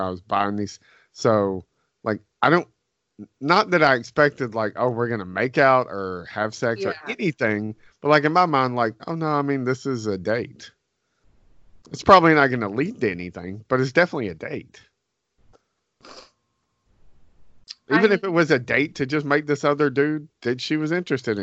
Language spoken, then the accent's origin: English; the South, United States; we're from the South.